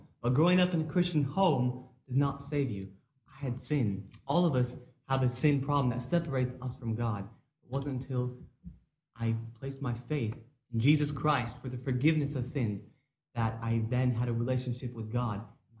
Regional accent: Dublin, Leinster, Ireland; also born or lived in Washington, D.C.; I was born in the United States in the Washington, D.C. area, but I grew up in Dublin, Ireland.

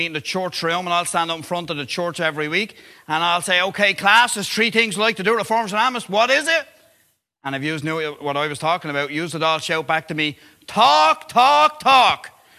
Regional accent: Dublin, Leinster, Ireland; Now, I am from Dublin, so there's only normally Roman Catholic churches in Dublin.

